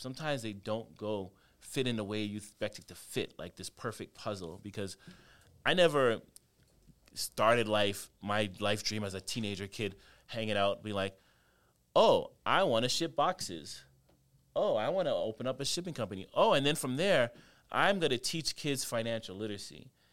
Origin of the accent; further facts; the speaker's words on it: Canada; I grew up in Canada